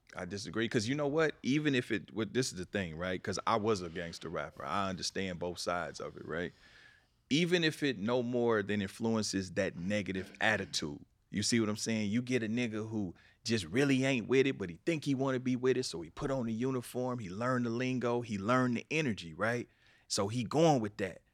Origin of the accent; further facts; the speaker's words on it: Kansas City, Missouri, United States; moved away as an adult; now in Los Angeles, United States; I'm from Kansas City, but I've been out here twenty years